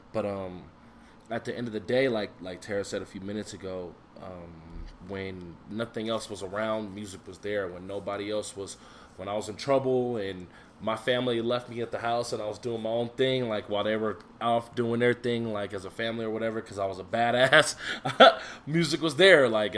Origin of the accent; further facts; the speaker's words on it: Denver, Colorado, United States; also born or lived in Aurora, Colorado; I am from Denver, Colorado. Born and raised. I'm in Aurora.